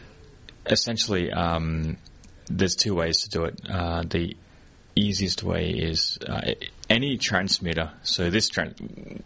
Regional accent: Australia; now in Hong Kong; I live in Hong Kong, and I'm from Australia

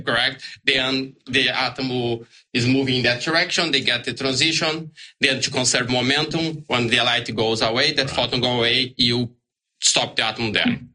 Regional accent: Brazil; English is a second language; moved away as an adult; now in Australia; I'm from Brazil originally.

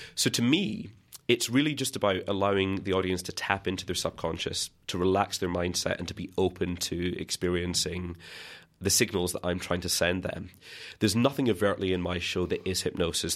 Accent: Scotland, United Kingdom; growing up in Scotland

